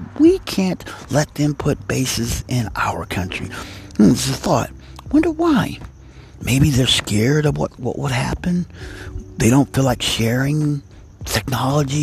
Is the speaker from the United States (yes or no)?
yes; United States; I'm an American